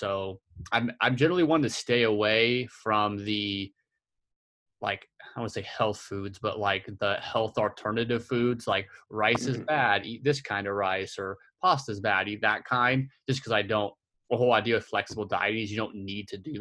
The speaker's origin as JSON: {"language": "English", "town": "Oklahoma City", "region": "Oklahoma", "country": "United States", "said": "I'm from Oklahoma City"}